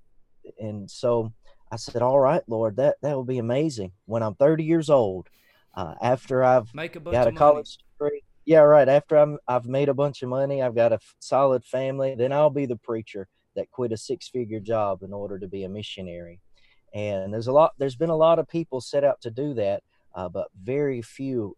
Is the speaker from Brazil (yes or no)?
no; Roanoke, Alabama, United States; I was raised in Roanoke, Alabama.